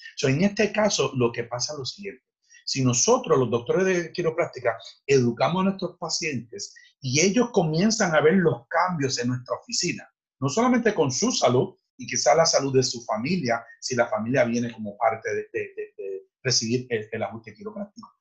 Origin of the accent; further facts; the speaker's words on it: Fajardo, Puerto Rico; yo nací en Fajardo